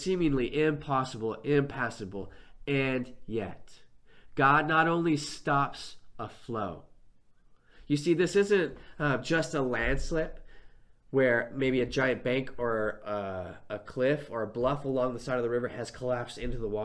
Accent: Northern California, United States; I grew up in Northern California

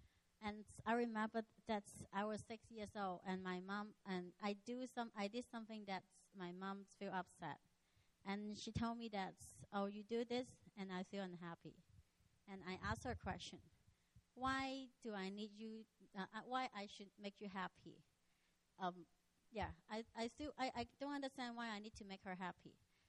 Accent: Macau; also born or lived in Hong Kong; So when I was six, I was born in Hong Kong. And Hong Kong is just so near. You need to take 1 hour ferry to Macau. And when I'm six, our whole family moved to Macau.

